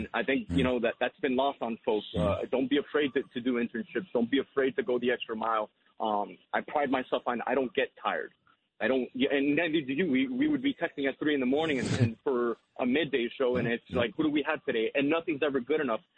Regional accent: Hialeah, Florida, United States; growing up in Hialeah

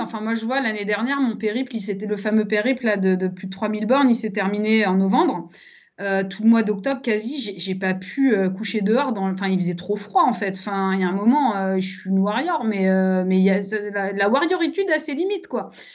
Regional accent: Savoie, Auvergne-Rhône-Alpes, France; also born or lived in Paris; now in Lyon, France; je suis savoyarde à la base

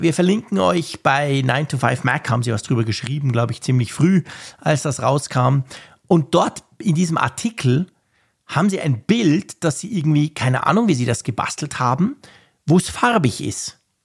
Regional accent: Switzerland

